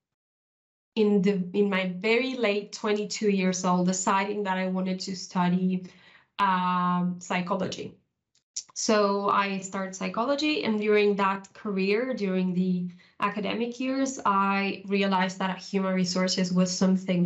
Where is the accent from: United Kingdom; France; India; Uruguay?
Uruguay; moved away as an adult; now in Spain; I'm originally from South America. I was born in Uruguay.